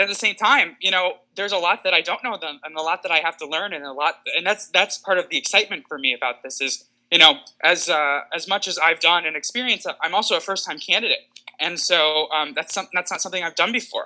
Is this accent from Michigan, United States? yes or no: yes; West Bloomfield Township, Michigan, United States; my hometown, I'm from West Bloomfield Township